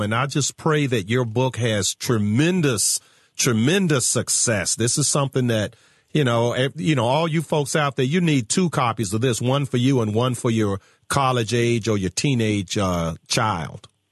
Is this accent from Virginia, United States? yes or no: yes; Virginia, United States; my home state of Virginia